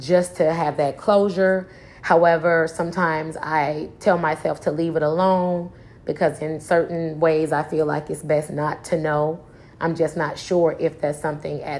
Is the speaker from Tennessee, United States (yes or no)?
yes; Trenton, Tennessee, United States; moved away as an adult; also born or lived in Memphis, Tennessee / Chicago, Illinois; I was raised by my grandmother in a small town called Trenton, Tennessee